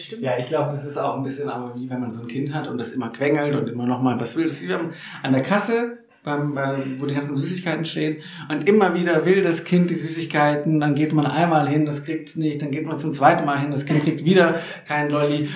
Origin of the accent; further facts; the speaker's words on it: Neckartenzlingen, near Nürtingen, Baden-Württemberg, Germany; Nürdingen, ja, wo ich auch um die Ecke aufgewachsen bin in den Kartenzlingen